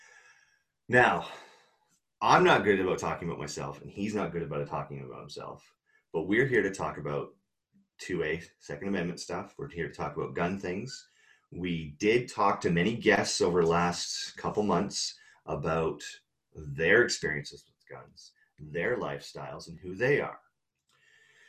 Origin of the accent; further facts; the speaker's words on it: Canada; I didn't grow up in LA. I grew up in Canada.